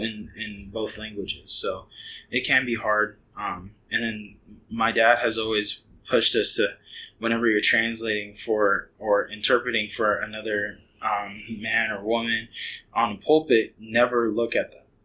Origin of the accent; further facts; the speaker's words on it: Hayward, California, United States; moved away as an adult; now in Heath, United States; I grew up in a city called Hayward